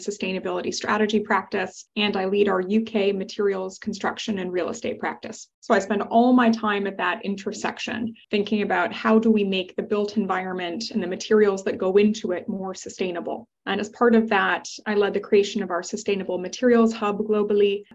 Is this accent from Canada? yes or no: yes; Canada; accent: Canadian; I'm Canadian